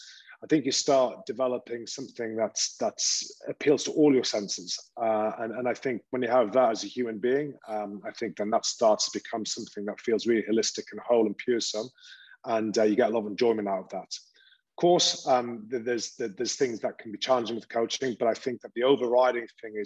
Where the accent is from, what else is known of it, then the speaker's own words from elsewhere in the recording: Newcastle upon Tyne, North East England, United Kingdom; accent: Geordie; now in Italy; where I was brought up in Newcastle